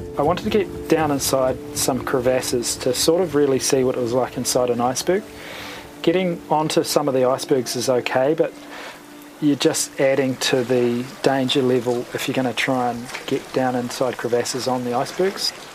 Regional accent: New Zealand; as a New Zealander

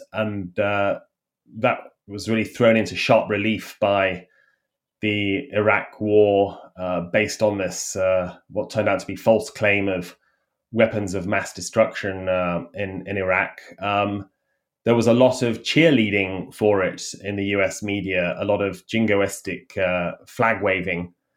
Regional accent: United Kingdom; accent: British; moved away as an adult; now in Washington, United States; my British accent

